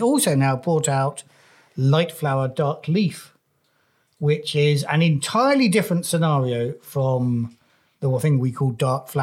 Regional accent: Wales, United Kingdom; I'm a Welshman

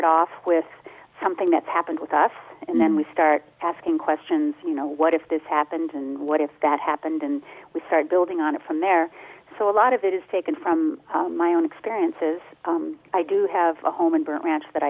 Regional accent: Detroit, Michigan, United States; moved away; The part I grew up in Detroit

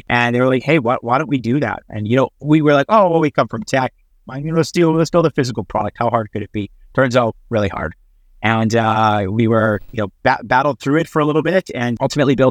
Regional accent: Regina, Saskatchewan, Canada; moved away as an adult; also born or lived in Missouri / Vancouver; now in Barcelona, Spain; I was pretty eager at a young age to get out of Regina

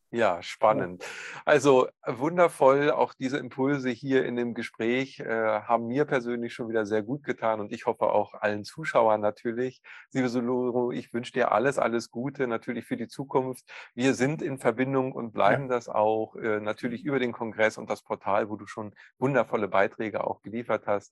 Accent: Northern Germany, Germany; bei uns in Norddeutschland

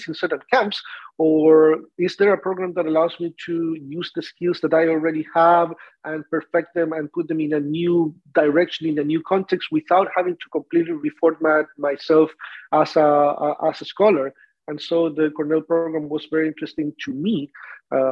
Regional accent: Santiago, Santiago Metropolitan Region, Chile; first language Spanish; English is a second language; moved away as an adult; also born or lived in Ithaca, New York, United States; now in Davis, United States; me growing up in Chile

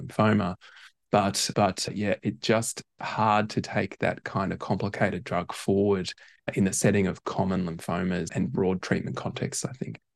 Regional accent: Brisbane, Queensland, Australia; moved away as an adult; also born or lived in Perth; now in Melbourne, Australia; I grew up in Brisbane, went to medical school in Perth

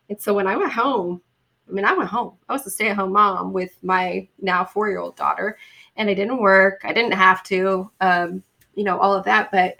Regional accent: Boise, Idaho, United States; moved away; I'm from Boise, Idaho

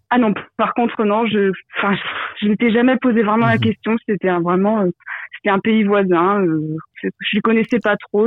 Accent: France; now in Belgium; ça fait longtemps que j'ai quitté la France

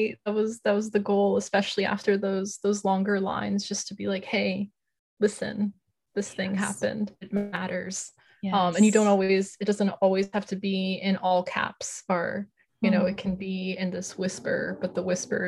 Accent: Newark, New Jersey, United States; growing up in Newark, and, you know, I attended school there and I lived there until leaving for college when I was 18.

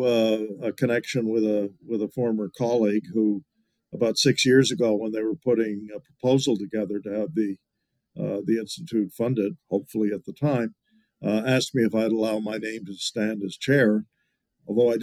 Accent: Annapolis Royal, Nova Scotia, Canada; moved away as an adult; also born or lived in Halifax / United States; I was born in Halifax, grew up in Annapolis Royal

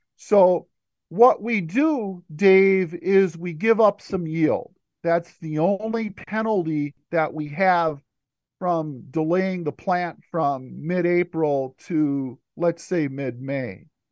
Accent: Stearns County, Minnesota, United States; I'm a Minnesota native. I grew up in Stearns County, Minnesota

